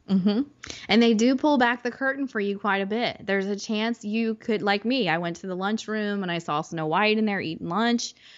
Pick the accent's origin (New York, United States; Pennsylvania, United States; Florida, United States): Florida, United States; Orlando; I'm born and raised in Orlando